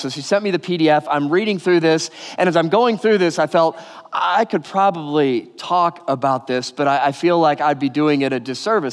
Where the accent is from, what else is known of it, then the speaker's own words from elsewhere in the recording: Detroit, Michigan, United States; moved away; also born or lived in California; I grew up outside Detroit in the suburbs